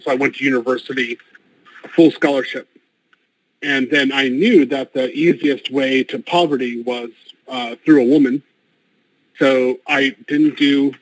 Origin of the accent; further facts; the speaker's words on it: United States; moved away as an adult; I'm American, African-American. I was born in the United States, and I've lived abroad over 18 years total.